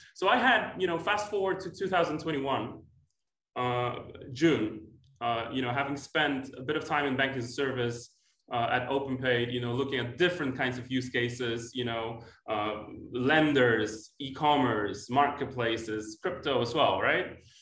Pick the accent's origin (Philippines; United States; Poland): Poland; moved away as an adult; now in United Kingdom; I'm originally from Poland um, and moved to the UK in 2012